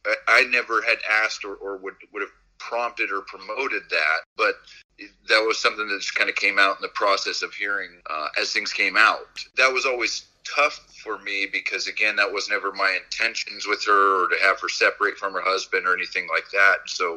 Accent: California, United States; Didn't I grew up in California?

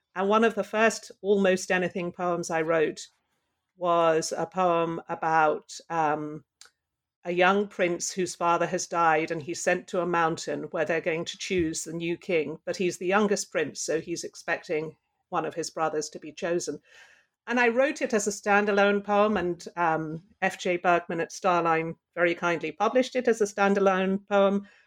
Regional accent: London, United Kingdom; now in Pittsburgh, United States; I grew up in London

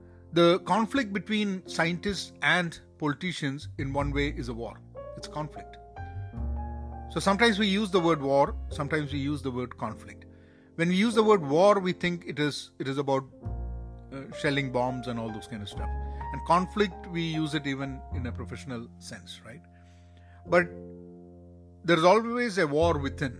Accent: Kerala, India; also born or lived in Iran; sitting back in Kerala, my hometown

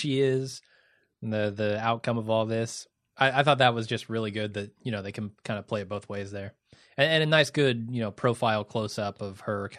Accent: Midwest, United States; I'm from the Midwest.

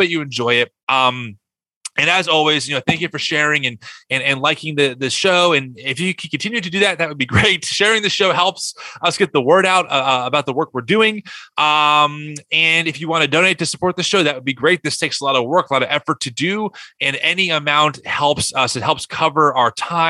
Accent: New Egypt, New Jersey, United States; I grew up 5 minutes from Great Adventure in a small town called New Egypt, farmland pretty much.

